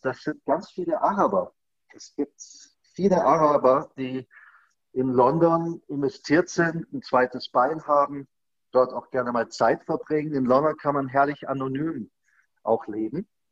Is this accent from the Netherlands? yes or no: no; Germany; als Deutscher